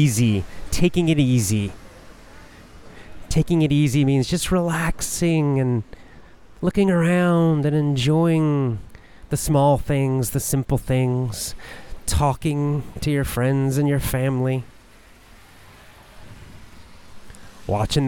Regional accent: the South, United States; now in Japan; I was raised in the South, in the United States

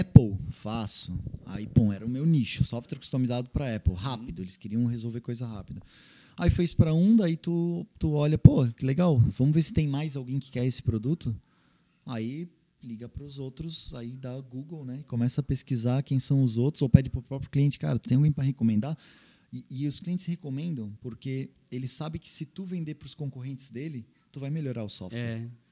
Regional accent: Blumenau, Santa Catarina, Brazil; also born or lived in Florianópolis / Rodeio; eu sou manezinho da ilha, né? Mas morei a vida inteira praticamente em Blumenau

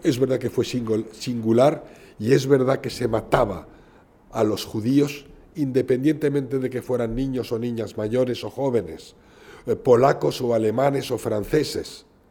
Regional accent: Spain; soy tan español como usted

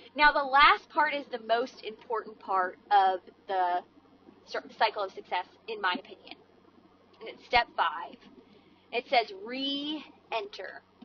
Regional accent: Maryland, United States; now in Georgia, United States; I grew up in Maryland

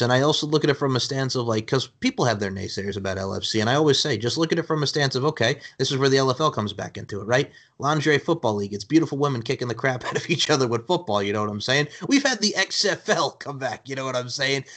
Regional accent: Long Island, New York, United States; now in Myrtle Beach, United States; as a kid growing up on Long Island, New York

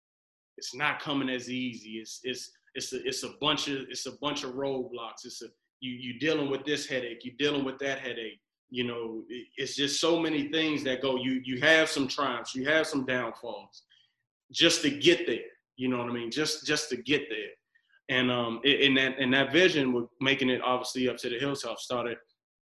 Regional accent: Accokeek, Maryland, United States; I grew up in Akaki

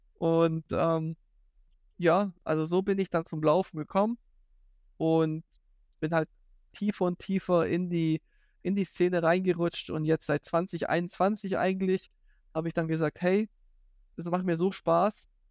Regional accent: near Stuttgart, Baden-Württemberg, Germany; also born or lived in Poland / Hawaii, United States; ich bin eigentlich ursprünglich aus Polen. Äh, ich bin mit fünf aus Polen nach Deutschland gekommen und seitdem eigentlich ähm, lebe ich hier bei Stuttgart

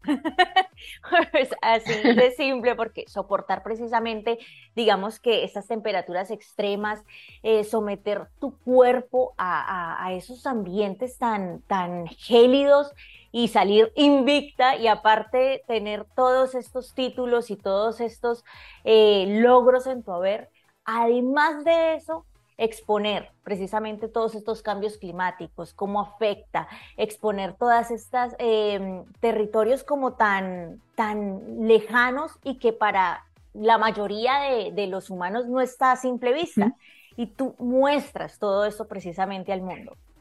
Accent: Colombia; como decimos en mi país, berraca

